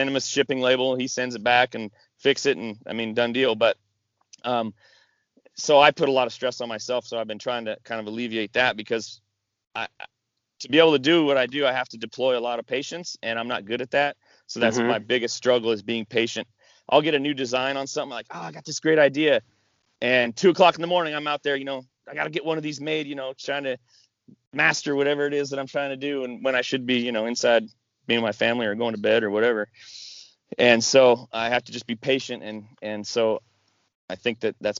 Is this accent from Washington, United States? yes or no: yes; Washington, United States; moved away; I grew up in Washington and family in Alaska